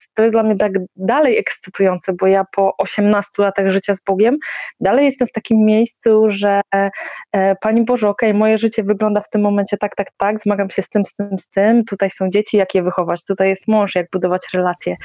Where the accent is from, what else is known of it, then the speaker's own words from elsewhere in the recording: Poland; wychowałam się w jakiejś takiej, e, standardowej, powiedzmy, polskiej, katolickiej rodzinie